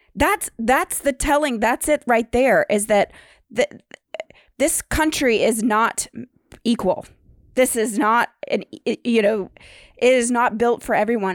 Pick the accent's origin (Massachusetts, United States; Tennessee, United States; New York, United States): Tennessee, United States; Nashville; I grew up in Nashville